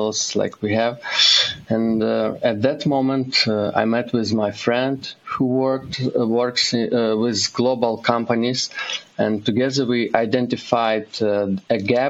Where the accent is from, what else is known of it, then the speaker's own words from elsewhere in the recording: Kyiv, Ukraine; moved away as an adult; now in Uzhhorod, Ukraine; I'm originally from Ukraine, and I live in Ukraine with my family, wife, and 3-year-old daughter. We moved from our home city, Kyiv, to the western part of Ukraine, and now I live in Uzhgorod